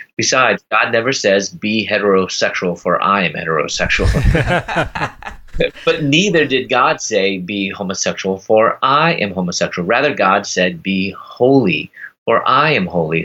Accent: Chicago, Illinois, United States; moved away as an adult; also born or lived in Louisville, Kentucky; I'm from Chicago. I moved to Louisville, Kentucky at the time

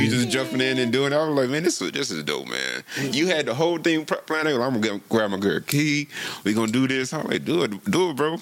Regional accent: Chicago, Illinois, United States; I am from South Chicago suburb

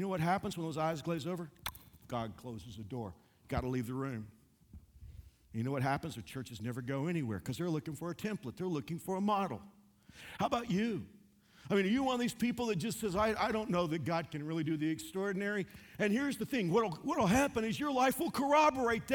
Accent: Texas, United States; moved away; I'm from Texas.

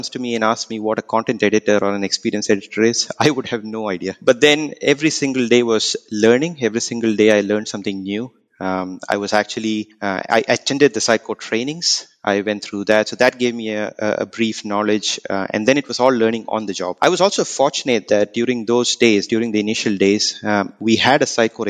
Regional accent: India; now in Auckland, New Zealand; I reside in Auckland, but I'm basically from India

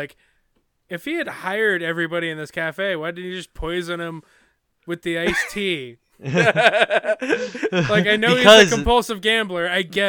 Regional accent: the South, United States; We're from the South.

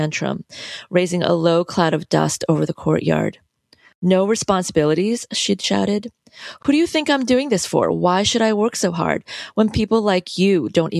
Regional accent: United States; also born or lived in South Korea; I'm Korean American, I consider myself to be bicultural

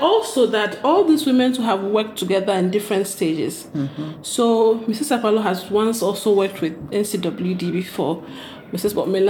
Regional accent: Ghana; as Ghanaian women

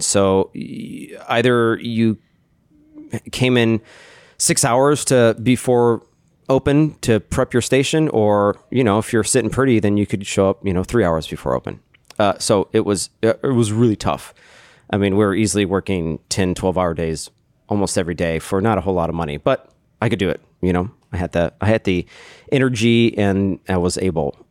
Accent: Austin, Texas, United States; moved away as an adult; now in Chicago, United States; I'm from Texas, Austin, Texas.

